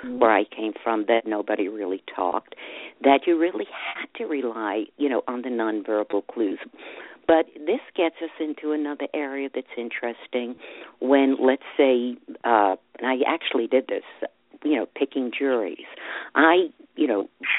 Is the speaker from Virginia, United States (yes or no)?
no; New York City, New York, United States; I grew up in Brooklyn